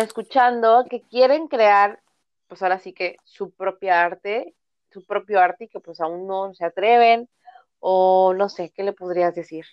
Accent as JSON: {"language": "Spanish", "region": "Veracruz", "country": "Mexico"}